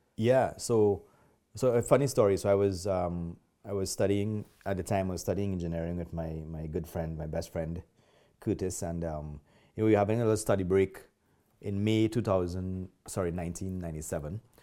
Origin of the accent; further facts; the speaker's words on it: Trinidad & Tobago; now in Calgary, Canada; I'm not originally from Canada. I am from Trinidad. And a lot of people recognize my accent right away.